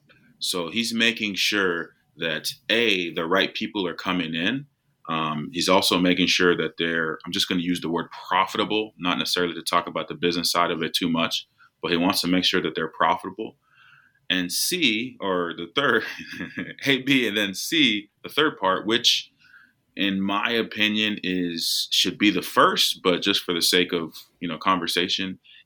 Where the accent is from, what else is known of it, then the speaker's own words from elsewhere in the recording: United States; I'm American